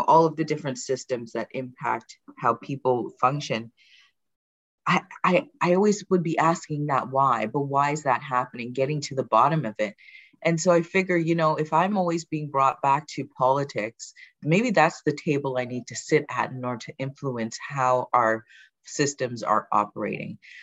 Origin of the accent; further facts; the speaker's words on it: Brampton, Ontario, Canada; also born or lived in England; I did immigrate from England in in 1980, moving to okay. Brampton. I was very young